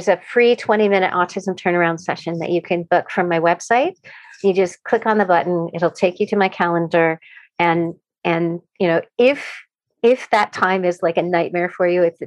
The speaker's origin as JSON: {"language": "English", "country": "Canada", "said": "I'm a Canadian"}